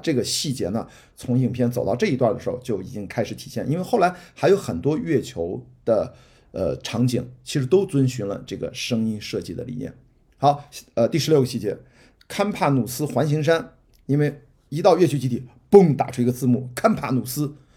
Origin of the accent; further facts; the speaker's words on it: Qingdao, Shandong, China; now in Beijing, China; 我的家乡是青岛，青岛刘亭机场是我小时候飞的最多的机场